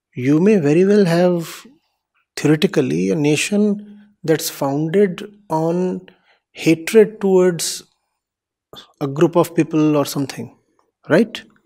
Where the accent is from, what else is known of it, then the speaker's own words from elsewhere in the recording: India; I am an Indian